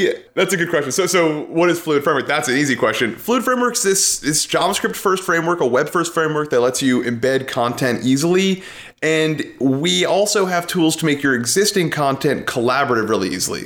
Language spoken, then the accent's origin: English; New York City, New York, United States; moved away as an adult; also born or lived in Connecticut; now in Seattle, United States; I grew up in New York City